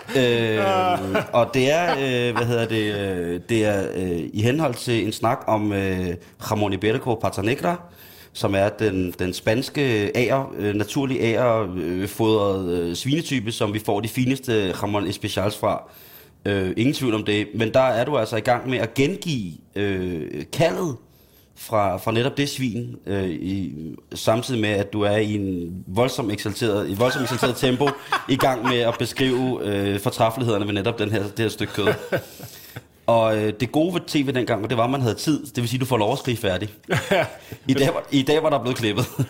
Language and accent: Danish; Himmelev, Zealand, Denmark; i Himmelæv, i mit barndomshjem